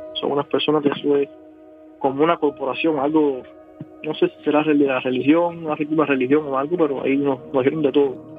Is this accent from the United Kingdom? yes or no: no; Cuba; moved away as an adult; now in United States; somos cubanos